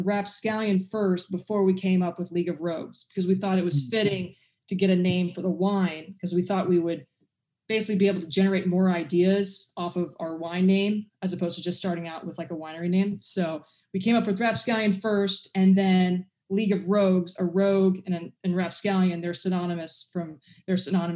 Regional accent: England, United Kingdom; I'm actually English

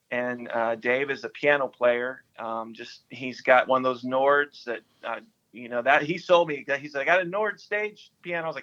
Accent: Nashville, Tennessee, United States; my mom uh, moved to Nashville, Tennessee, uh, and so we moved to Nashville. I grew up in Nashville.

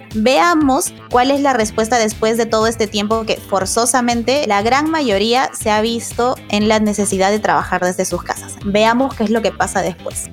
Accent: Peru; todos somos bien peruanos

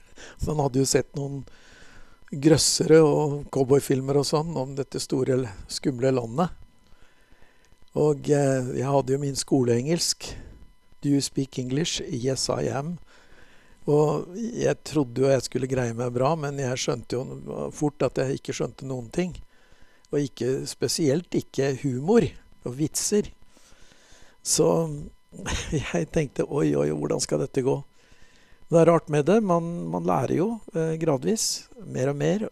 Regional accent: Bærum, Akershus, Norway; Jeg vokste opp i Bærum utenfor Oslo

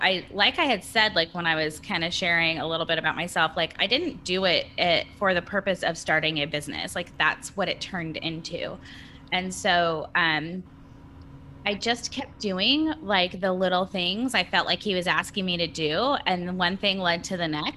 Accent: California, United States; moved away as an adult; now in Nashville, United States; I was born and raised in California and we moved here in August.

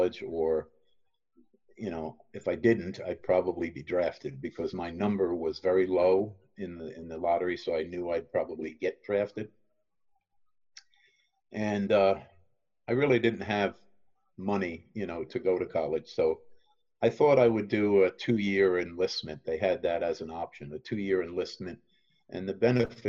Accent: Teaneck, New Jersey, United States; I grew up in Teaneck, New Jersey

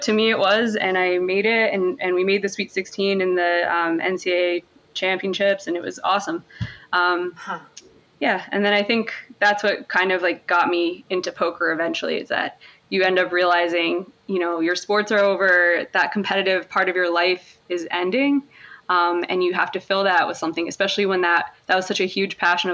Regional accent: Monroe Township, New Jersey, United States; I was born in Monroe Township, New Jersey, just a small, small little burbs in Jersey, but I was like close enough to New York City, Philly and all those places. So that wasn't the worst place to grow up.

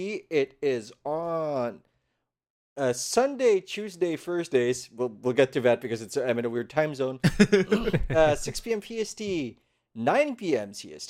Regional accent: Philippines; English is a second language; Philippines. Oh, it's not like they didn't think less of me, but they're like, really? But the accent is weird.

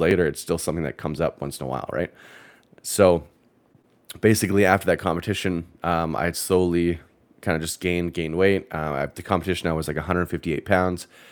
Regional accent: Canada; moved away as an adult; now in United States; I'm Canadian

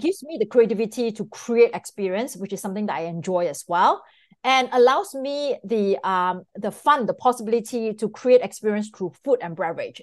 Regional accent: Singapore; moved away as an adult; now in Miami, United States; I'm originally from Singapore. So I came to the United States prominently in two thousand and four

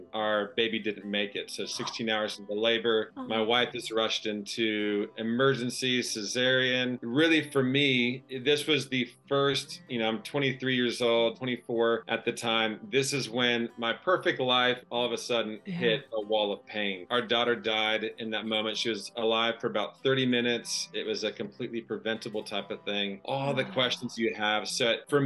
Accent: Florida, United States; moved away as an adult; also born or lived in Australia / Montana; grew up in Florida

